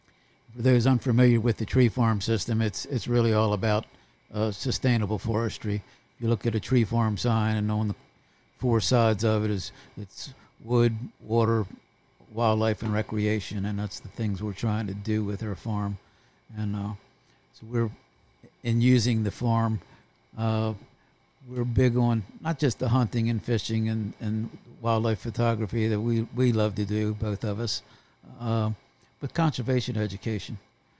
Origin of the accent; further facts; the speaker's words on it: Anne Arundel County, Maryland, United States; moved away as an adult; now in Dorchester County, Maryland, United States; I was born and raised in Anne Arundel County, right across the Bay Bridge